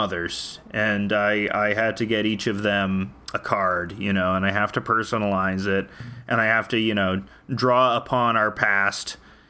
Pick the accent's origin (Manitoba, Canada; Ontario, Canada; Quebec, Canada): Ontario, Canada; from the great, beautiful province of Ontario.